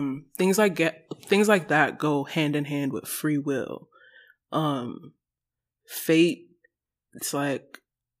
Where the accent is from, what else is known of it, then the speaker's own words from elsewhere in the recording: Nigeria; moved away; Growing up in Nigeria, very religious household